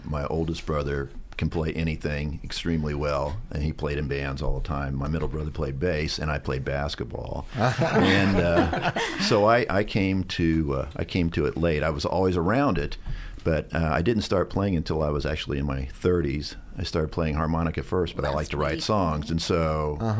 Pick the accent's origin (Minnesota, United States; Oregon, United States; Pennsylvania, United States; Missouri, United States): Missouri, United States; Northeast; also born or lived in Jefferson City, Missouri; now in Columbia, United States; I'm originally from Northeast Missouri, but I spent the last 30 plus years in Jefferson City